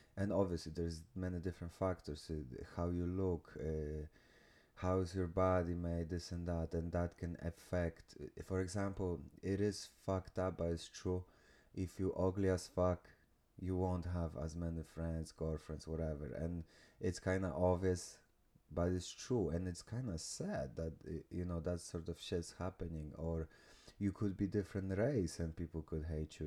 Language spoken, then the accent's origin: English; Poland; moved away; I came from small village from Poland